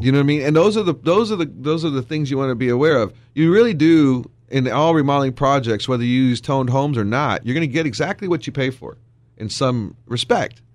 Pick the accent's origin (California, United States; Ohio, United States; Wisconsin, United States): Wisconsin, United States; now in Texas, United States; Growing up in Wisconsin